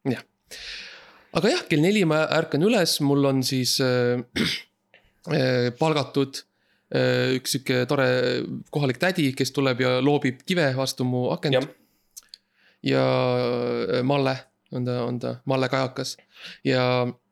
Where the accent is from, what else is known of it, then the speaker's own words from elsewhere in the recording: Estonia; seda riiki, kust mina pärit olen